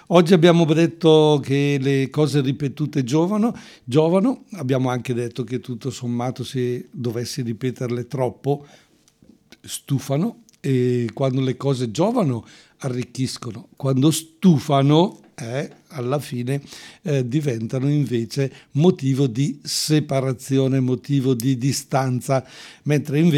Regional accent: Quinzano d'Oglio, Lombardy, Italy

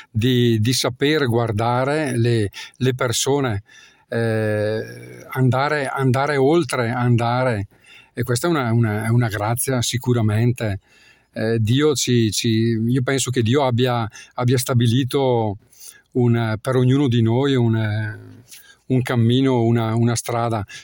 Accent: Botticino, Lombardy, Italy; Allora, io eh, sono di Botticino

